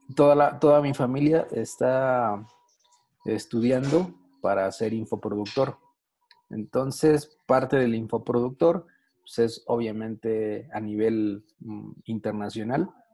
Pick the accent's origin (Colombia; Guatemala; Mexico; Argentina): Mexico; acá en México nosotros pagamos impuestos